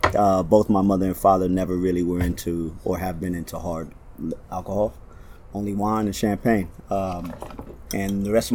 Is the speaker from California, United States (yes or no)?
yes; Los Angeles, California, United States; I'm from LA, born and raised, the West Side of LA. Grew up in all of the coastal sides. So spent time in Santa Monica, Venice, and Pacific Palisades, where my parents still reside.